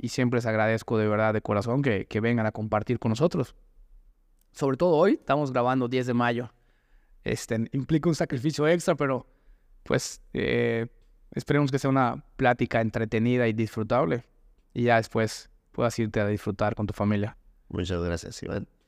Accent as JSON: {"language": "Spanish", "region": "Mexico City", "country": "Mexico", "moved": "as an adult", "lives_now": "Mérida, Mexico", "said": "yo soy Ciudad de México"}